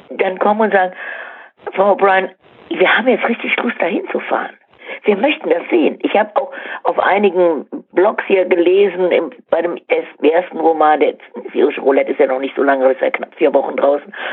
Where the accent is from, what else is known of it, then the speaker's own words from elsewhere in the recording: Cologne, North Rhine-Westphalia, Germany; ich bin Kölnerin, ähm, so wie es bei uns Karneval immer ist, also absolut voll.